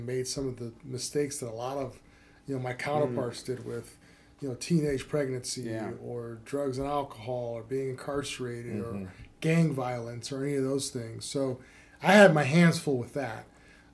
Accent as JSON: {"language": "English", "town": "Cleveland", "region": "Ohio", "country": "United States", "tie": "born or raised there", "said": "Cleveland, Ohio. Was raised in a two-parent home"}